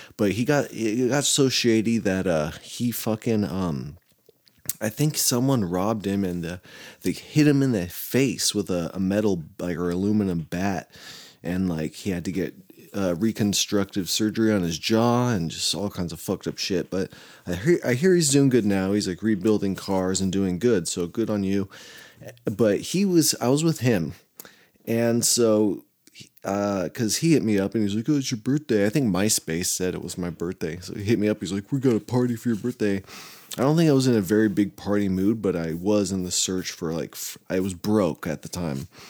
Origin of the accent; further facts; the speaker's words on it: Arroyo Grande, California, United States; my hometown or where I grew up, uh, Arroyo, Arroyo Grande